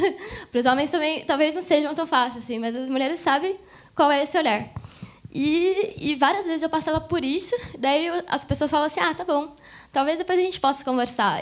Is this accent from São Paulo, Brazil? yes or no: yes; Mogi das Cruzes, São Paulo, Brazil; eu sou de Mogi, sou aqui da região